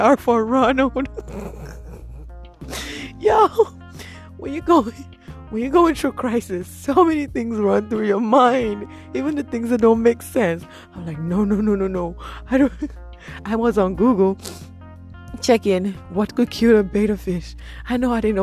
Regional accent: Nigeria; I'm from Nigeria

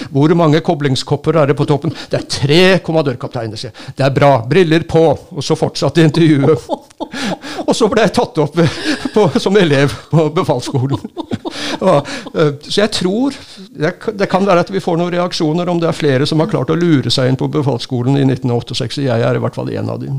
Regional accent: Stavanger, Rogaland, Norway; moved away; jeg kom fra Stavanger, og der eh, Mitt eneste forhold til Forsvaret den gangen var at vi som gutter så sykla vi ut til Madlamoen fra, fra Bekkefaret, hvor jeg bodde

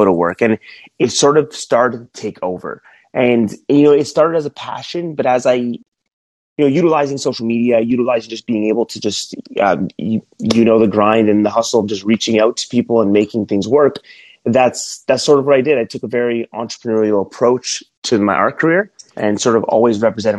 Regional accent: Toronto, Ontario, Canada; moved away as an adult; also born or lived in Alabama; I'm from Toronto, Canada

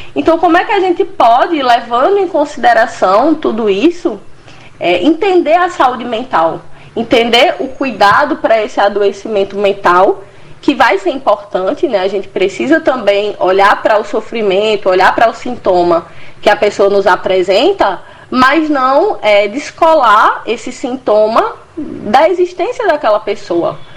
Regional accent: Juazeiro do Norte, Ceará, Brazil; moved away as an adult; also born or lived in Rio de Janeiro; now in Recife, Brazil; eu sou cearense, natural de Juazeiro do Norte

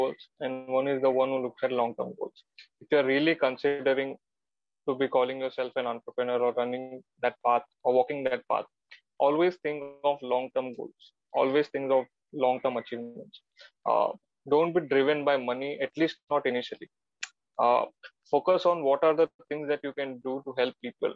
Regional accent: Mumbai, Maharashtra, India; I'm Gujarati and I'm born and brought up in Mumbai, which is not in Gujarat

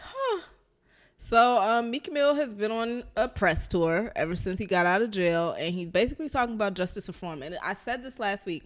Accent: Philadelphia, Pennsylvania, United States; I'm from North Philly

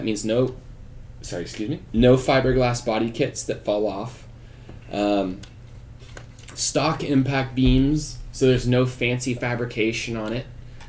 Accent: Texas, United States; I eat a lot of tacos, so I'm glad we're Texan.

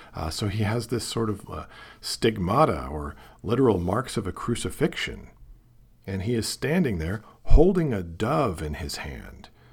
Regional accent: Portland, Oregon, United States; also born or lived in Seattle; I grew up in Portland, Oregon, the child of two teachers

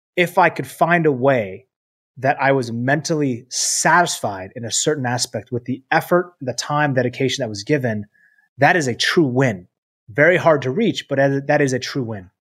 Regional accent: Seattle, Washington, United States; I'm from Seattle

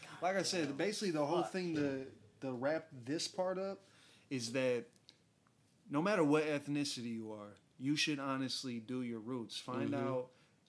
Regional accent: United Kingdom; I came from Britain. You know, yeah, exactly. I'm British, I guess.

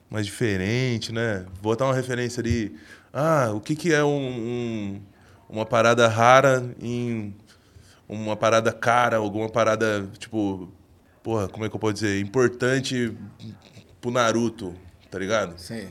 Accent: Jundiaí, São Paulo, Brazil; now in São Paulo, Brazil; lá da minha vila, de onde eu morava, lá em Jundiaí

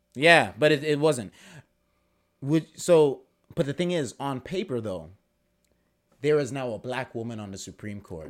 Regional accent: United States; as an American person

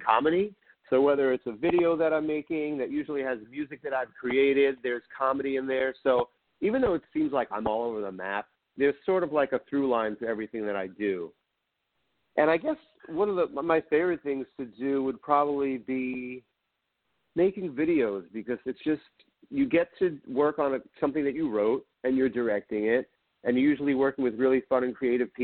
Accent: New York City, New York, United States; I grew up in Queens, New York

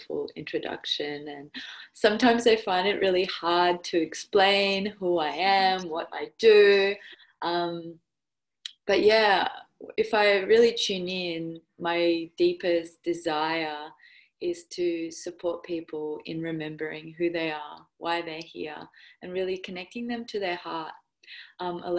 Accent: Perth, Western Australia, Australia; accent: Aussie; also born or lived in Russia; now in Perth, Australia; I grew up half and half. So I moved to Perth when I was 8.

